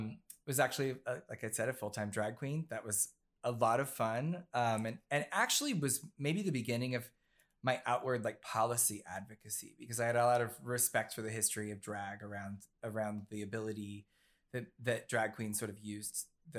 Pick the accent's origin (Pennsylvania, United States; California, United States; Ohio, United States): Ohio, United States; now in New York City, United States; No, so I was raised in Southern Ohio, and the reason I bring that up is because both my parents are Marines.